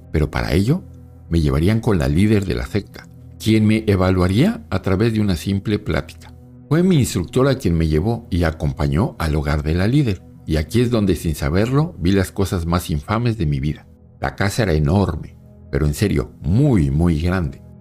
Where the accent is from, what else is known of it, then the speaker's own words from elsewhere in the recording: Mexico City, Mexico; also born or lived in Buenos Aires; Soy originario de la Ciudad de México. Quiero contarles una experiencia que tuve cuando viví en Buenos Aires, Argentina, hace un par de años.